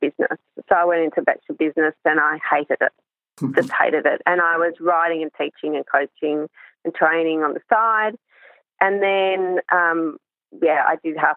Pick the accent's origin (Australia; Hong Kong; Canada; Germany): Hong Kong; I grew up in Hong Kong and I started riding at the age of three.